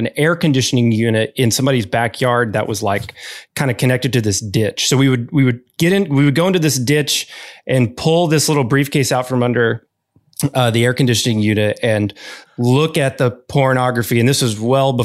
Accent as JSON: {"language": "English", "region": "Arkansas", "country": "United States", "tie": "born or raised there", "said": "I grew up in Arkansas"}